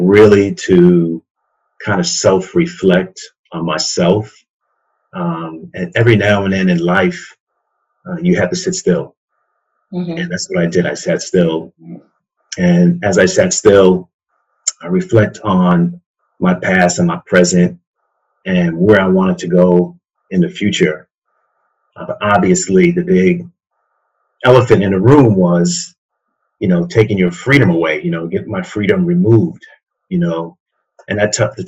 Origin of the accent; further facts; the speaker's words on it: New York City, New York, United States; moved away as an adult; also born or lived in Petersburg, Virginia; now in Baltimore, United States; born and raised in Queens, and when I turned 18, actually when I was 17, I turned 18 when I moved away